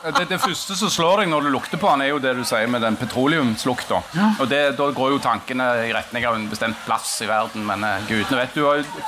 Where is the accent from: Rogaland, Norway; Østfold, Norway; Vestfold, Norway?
Rogaland, Norway; Bryne; I Time eh, kommune, der Bryne ligger, der jeg er fra